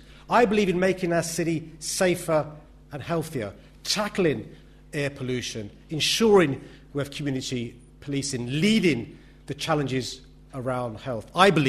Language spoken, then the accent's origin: English; London, United Kingdom; I love being a Londoner. I'm very proud of this city.